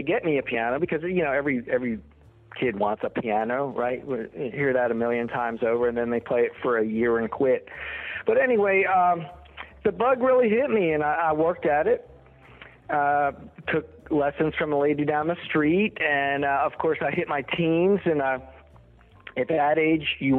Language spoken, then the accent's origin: English; right outside of Atlantic City, New Jersey, United States; moved away as an adult; now in Nashville, United States; I grew up on the East Coast, right outside of Atlantic City. And in 1987, I decided to make the move down south to Nashville